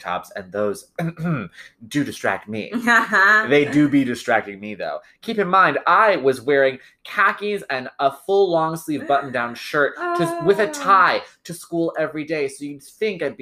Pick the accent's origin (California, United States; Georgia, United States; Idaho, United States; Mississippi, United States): California, United States; Lancaster; we grew up in Lancaster, California